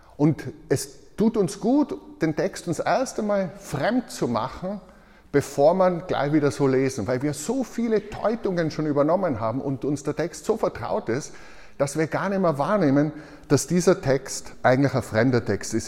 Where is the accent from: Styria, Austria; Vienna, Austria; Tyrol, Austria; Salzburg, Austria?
Tyrol, Austria; ich als Tiroler